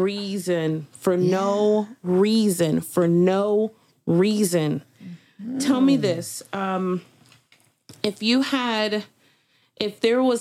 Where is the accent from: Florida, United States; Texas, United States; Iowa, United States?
Florida, United States; Miami; I'm from Miami